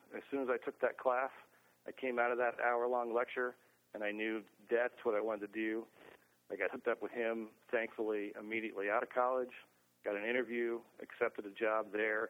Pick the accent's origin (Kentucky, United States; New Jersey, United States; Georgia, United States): Kentucky, United States; Lexington; As I was growing up in Lexington, Kentucky, I spent my time in high school there